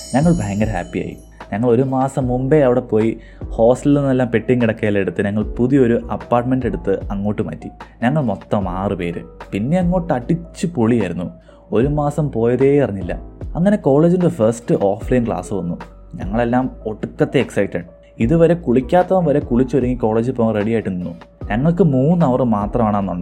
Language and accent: Malayalam; Malayali, Kerala, India; moved away as an adult; also born or lived in Bangalore; നമ്മൾ മലയാളികൾക്കൊരു പ്രത്യേകതയുണ്ട്